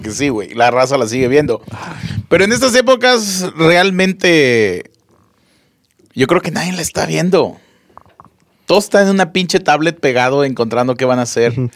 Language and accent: Spanish; Monterrey, Nuevo León, Mexico; aquí en Monterrey, para la gente que nos está empezando a escuchar, somos de Monterrey, Nuevo León